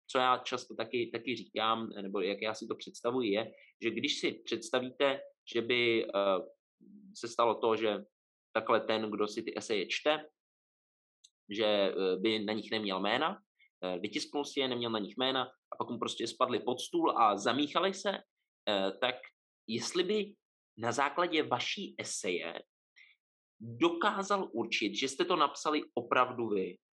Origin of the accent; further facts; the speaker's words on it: Czechia; also born or lived in Prague; Já teda jsem jako z Atheist Capital of the World, nebo jednoho z, eh, takže asi, asi eh, i celkově no, tady jako Česko